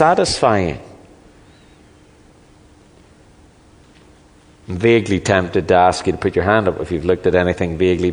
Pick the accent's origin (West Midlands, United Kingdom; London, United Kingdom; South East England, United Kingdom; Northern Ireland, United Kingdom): Northern Ireland, United Kingdom; moved away; I come from Northern Ireland